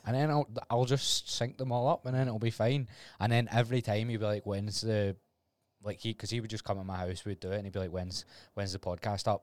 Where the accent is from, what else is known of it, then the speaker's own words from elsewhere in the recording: Glasgow, Scotland, United Kingdom; I was Glasgow